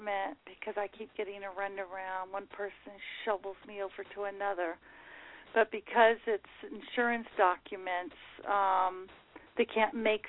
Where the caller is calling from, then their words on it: Long Beach, California, United States; I'm calling from Long Beach